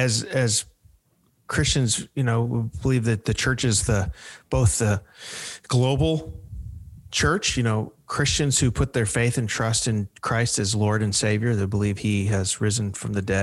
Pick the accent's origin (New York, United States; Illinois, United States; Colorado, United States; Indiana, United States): Illinois, United States; Chicago; moved away as an adult; now in Nashville, United States; I grew up in the Chicago area. I've been in Nashville since 2013, but I'm a Chicagoan.